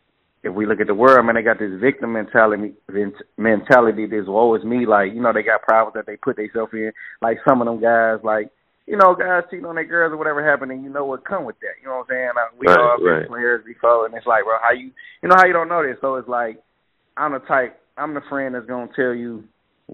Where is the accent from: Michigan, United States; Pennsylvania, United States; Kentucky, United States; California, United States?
Michigan, United States; Detroit; I'm from Detroit